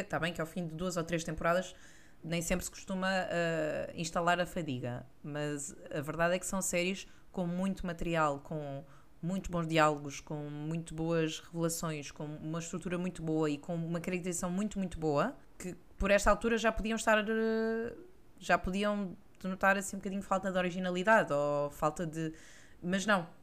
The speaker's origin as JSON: {"language": "Portuguese", "region": "Lisbon", "country": "Portugal", "accent": "Lisbon", "said": "o nosso sotaque é muito lisboeta, com muito X em todo lado"}